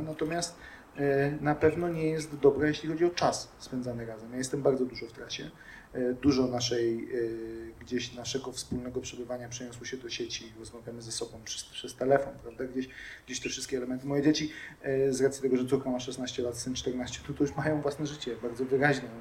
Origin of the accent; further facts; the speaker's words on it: Głuchołazy, Opole Voivodeship, Poland; urodziłem się w Opolu, e, mieszkałem tam przez chwilę tylko e, i zaraz potem przenieśliśmy się do Głuchołaz